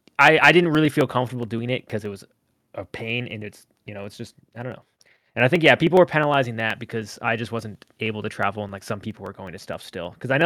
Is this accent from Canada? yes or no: yes; Canada; because I'm Canadian.